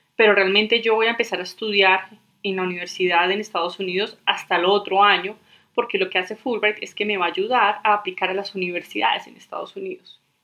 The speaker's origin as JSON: {"language": "Spanish", "town": "Medellín", "region": "Antioquia", "country": "Colombia", "tie": "born or raised there", "moved": "as an adult", "lives_now": "Denver, United States", "said": "yo soy colombiana, nací en Medellín"}